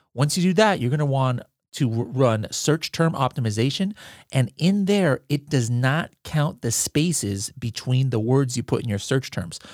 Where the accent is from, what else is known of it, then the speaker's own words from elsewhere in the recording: United States; me as an American